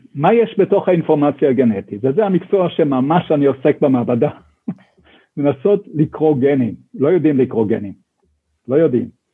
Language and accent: Hebrew; Sde Eliyahu, Northern District, Israel; now in Jerusalem, Israel; אני גדלתי בשדה אליהו